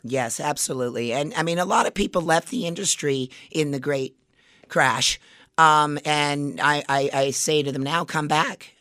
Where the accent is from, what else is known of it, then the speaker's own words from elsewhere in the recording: Las Vegas, Nevada, United States; I grew up in Las Vegas.